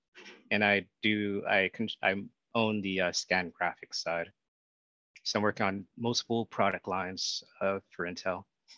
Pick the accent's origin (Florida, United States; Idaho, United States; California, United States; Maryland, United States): Florida, United States; Miami; moved away as an adult; also born or lived in Arizona; now in Portland, United States; I'm first generation Haitian American. I originally from Miami, Florida. I grew up in Florida my entire life.